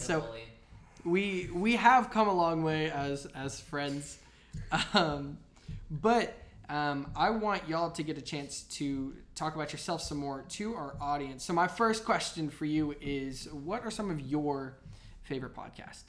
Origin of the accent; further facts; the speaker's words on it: Lee's Summit, Missouri, United States; also born or lived in Blue Springs; I'm from Lee Summit